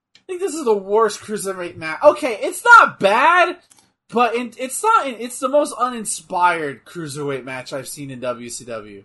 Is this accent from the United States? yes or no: yes; Texas, United States; I'm from Texas.